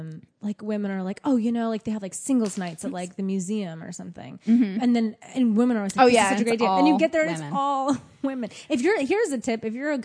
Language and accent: English; United States; now in New York City, United States; being the American in London